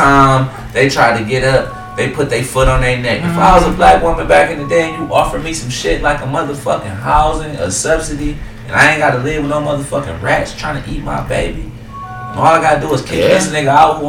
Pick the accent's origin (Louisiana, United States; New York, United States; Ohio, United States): Ohio, United States; Cleveland; when I was growing up, 131st, I grew up in Lee Harbor. That's the, they say that's the first black suburb in Cleveland.